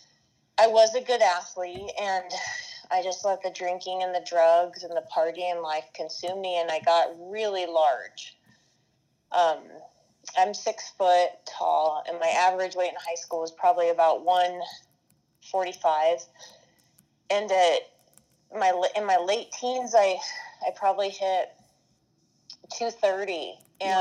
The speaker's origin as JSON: {"language": "English", "town": "Aurora", "region": "Colorado", "country": "United States", "tie": "born or raised there", "said": "I'm a Colorado native, and I grew up in Aurora, Colorado"}